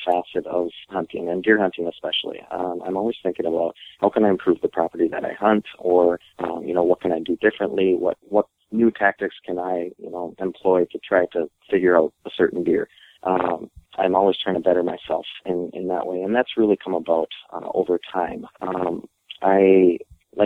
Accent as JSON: {"language": "English", "town": "Fergus Falls", "region": "Minnesota", "country": "United States", "tie": "born or raised there", "said": "my hometown is Fergus Falls, Minnesota. I was born and raised there"}